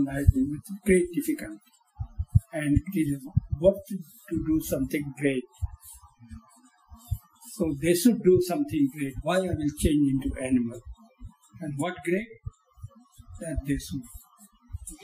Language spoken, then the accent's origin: English; Bhagalpur, Bihar, India; moved away as an adult; also born or lived in Calcutta / Cairo; my hometown, it's called Bhagalpur.